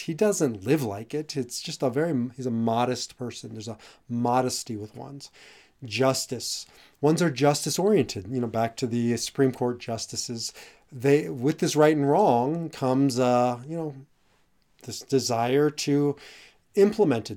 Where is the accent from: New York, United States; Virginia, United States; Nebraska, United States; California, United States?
Nebraska, United States; Omaha; I grew up in Omaha, Nebraska